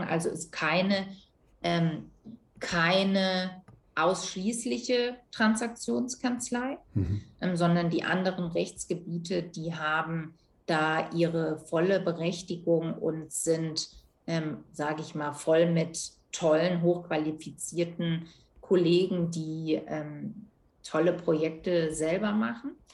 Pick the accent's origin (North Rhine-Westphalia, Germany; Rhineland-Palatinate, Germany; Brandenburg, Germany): Rhineland-Palatinate, Germany; southern Rhineland near Koblenz; moved away as an adult; also born or lived in Bayreuth; ich bin ursprünglich ähm, im Rheinland aufgewachsen, also mhm. südlich Rheinland in der Nähe von Koblenz, das ist in Rheinland-Pfalz